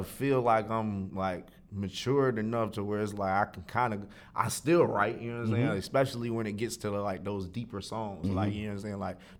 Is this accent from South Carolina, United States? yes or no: no; Raleigh, North Carolina, United States; also born or lived in Greenville; Born and raised. I was born in Greenville and raised in Raleigh.